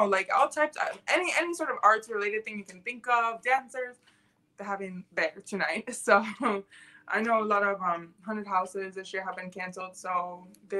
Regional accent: Lansing, Michigan, United States; also born or lived in Colorado Springs, Colorado / London; Not born, but I was raised here.

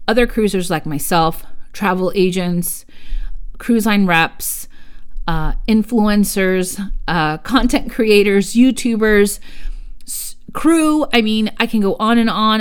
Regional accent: United States; first language Spanish; English is a second language; I am Mexican-American. My first language was Spanish. And I learned English in schools. I don't have an accent in English

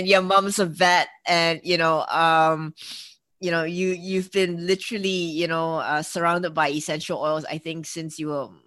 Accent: Singapore; I'm from Singapore, which is an Asian, you know, we're in Southeast Asia.

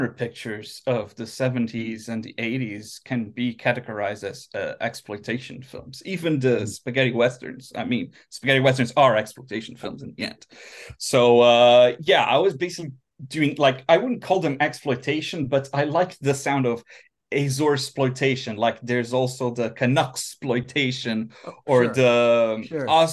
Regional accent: Azores, Portugal; moved away as an adult; also born or lived in Fall River, Massachusetts, United States; now in Helsinki, Finland; we moved back to the Azores

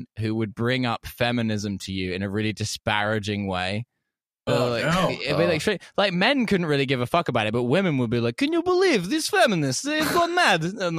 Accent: England, United Kingdom; So when you're in Moscow meeting a Russian who's moved to Moscow, it's like a bit, as an English person, it's like a bit of a culture shock, you know?

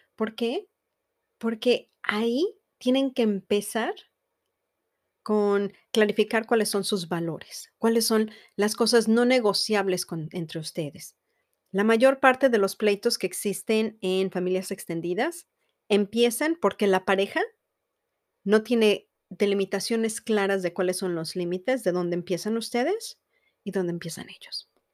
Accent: Mexico; Yo soy mexicana y estoy casada con un americano

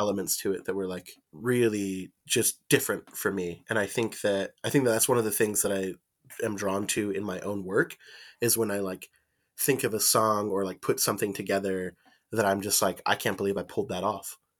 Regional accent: Mesa, Arizona, United States; moved away as an adult; also born or lived in Phoenix, Arizona / Fountain Hills, Arizona; now in Tucson, United States; I was born in Mesa, Arizona, and then I grew up predominantly in the, in the city of Mesa, South Phoenix

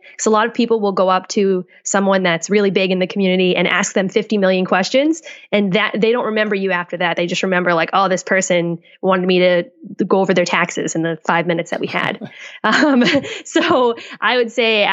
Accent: Boston, Massachusetts, United States; moved away as an adult; also born or lived in Colorado / California; now in Seattle, United States

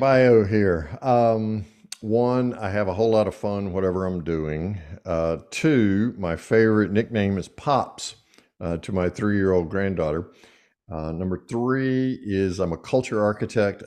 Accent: Eastern North Carolina, United States; growing up in Eastern North Carolina

